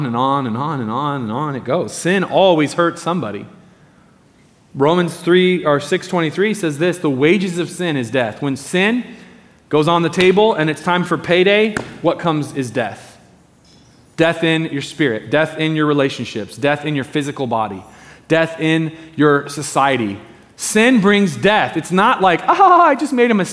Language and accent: English; Medford, Oregon, United States; I grew up in Medford, down in Southern Oregon